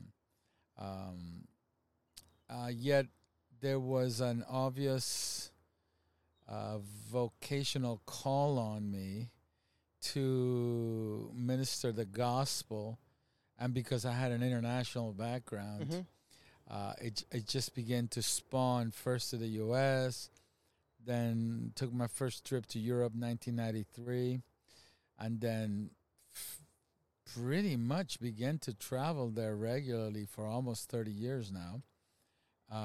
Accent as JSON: {"language": "English", "country": "Venezuela", "also_born_or_lived": "Canada", "moved": "yes", "lives_now": "United States", "said": "Myself and my family, we're originally from Venezuela, and we've been American citizens, lived here for a long time, went to school here, lived in Canada for 8 years, so I'm a U.S. citizen now for several years now"}